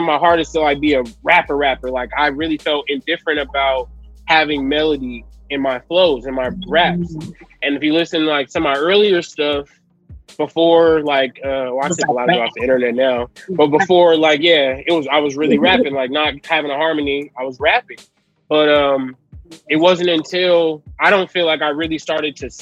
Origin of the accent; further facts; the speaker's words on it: Los Angeles, California, United States; also born or lived in San Bernardino, California; I'm from Los Angeles originally. I was born at St. John's Hospital in Los Angeles